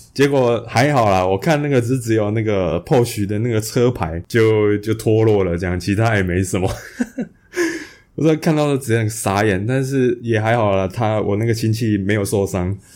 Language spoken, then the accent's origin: Chinese; Hualien County, Taiwan; 那我们的老家在花莲啊